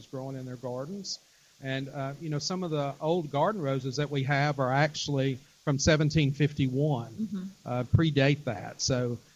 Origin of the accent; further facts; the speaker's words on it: Alabama, United States; Live a little bit south of Birmingham